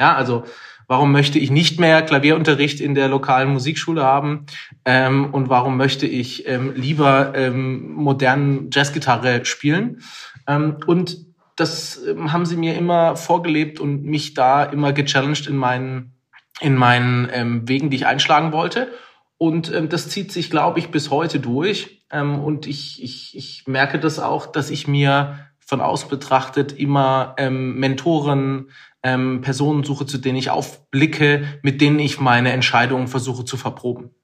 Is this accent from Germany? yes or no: yes; Pforzheim, Baden-Württemberg, Germany; Ich komme aus Pforzheim. Andreas würde sagen, die zweitschönste Stadt Deutschlands. Und ähm, bin dort aufgewachsen